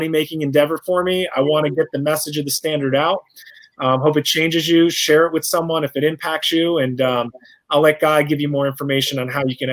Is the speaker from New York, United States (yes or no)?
yes; New York, United States; I'm a New Yorker. I'm from the East Coast, so, you know, we talk a little bit faster